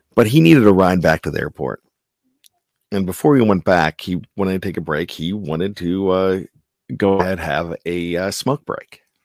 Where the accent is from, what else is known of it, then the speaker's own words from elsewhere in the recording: Johnstown, Pennsylvania, United States; growing up in Johnstown, P A.